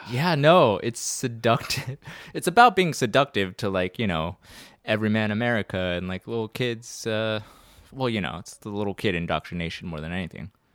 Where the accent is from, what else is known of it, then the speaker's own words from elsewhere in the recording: Baton Rouge, Louisiana, United States; I was born in Baton Rouge, Louisiana, so I'm a Southern boy.